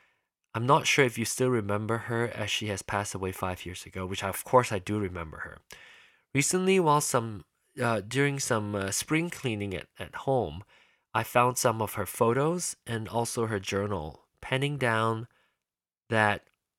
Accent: Penang, Malaysia; that is where I was born, where I was growing. I grew up in Penang.

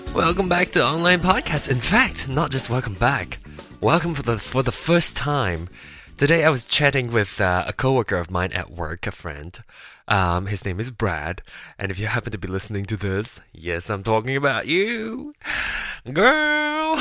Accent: Malaysia; moved away as an adult; now in United States; I am a uh, Malaysian born Chinese. I was born in Malaysia and moved to America for school

